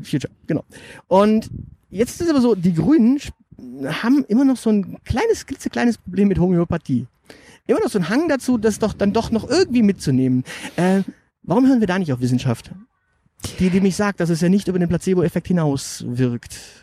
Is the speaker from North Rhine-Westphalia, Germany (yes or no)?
yes; Münster, North Rhine-Westphalia, Germany; ich bin in Münster aufgewachsen, also ein paar Meter weiter da hinten